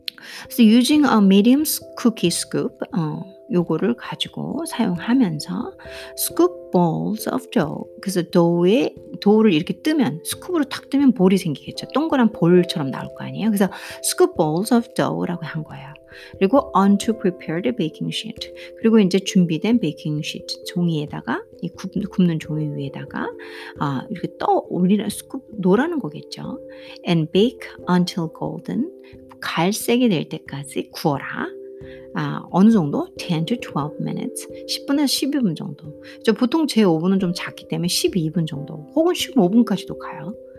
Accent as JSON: {"language": "Korean", "country": "South Korea", "said": "저는 이제 한국 사람이니까"}